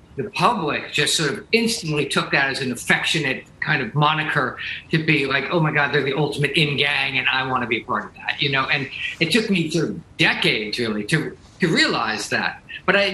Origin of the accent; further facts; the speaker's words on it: New Jersey, United States; I'm from New Jersey